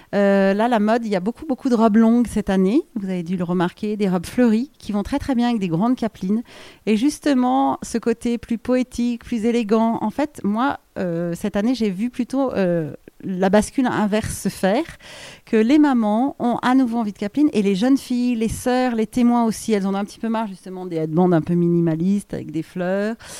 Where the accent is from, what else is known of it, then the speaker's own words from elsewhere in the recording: France; on est des Français